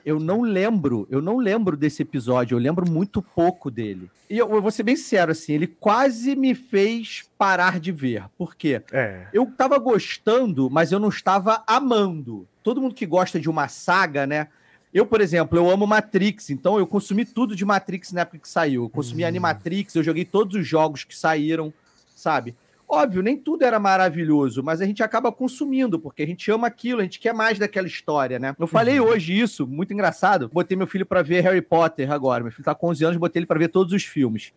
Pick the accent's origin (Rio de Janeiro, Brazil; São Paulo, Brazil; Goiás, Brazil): Rio de Janeiro, Brazil; Petrópolis; now in Rio de Janeiro, Brazil; eu sou de Petrópolis, na verdade, eu não sou do Rio. E aí em Petrópolis não tinha uma grande comunidade de uhum. nerd